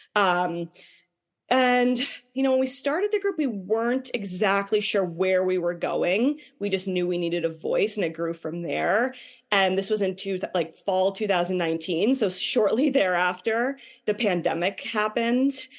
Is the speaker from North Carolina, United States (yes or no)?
no; Boston, Massachusetts, United States; I grew up in the Boston area.